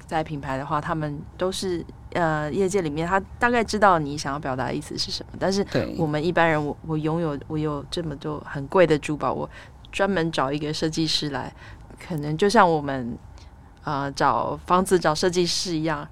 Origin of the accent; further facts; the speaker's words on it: Taiwan; 像我们台湾人很喜欢取英文名字